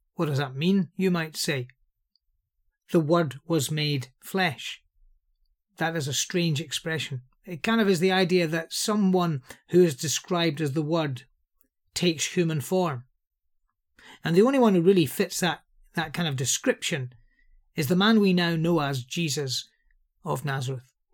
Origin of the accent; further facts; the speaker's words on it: Liverpool, North West England, United Kingdom; I'm from Liverpool